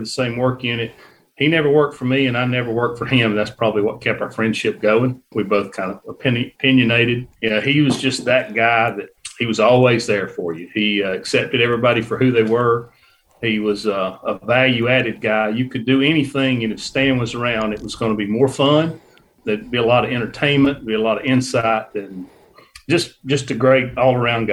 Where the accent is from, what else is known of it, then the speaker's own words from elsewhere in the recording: Northeast Georgia, United States; I grew up in Northeast Georgia